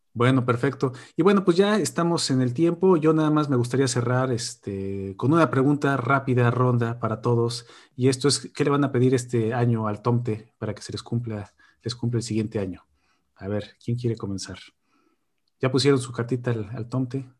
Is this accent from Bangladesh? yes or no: no; Mexico; moved away; Y somos mexicanos, entonces pues, comíamos pozole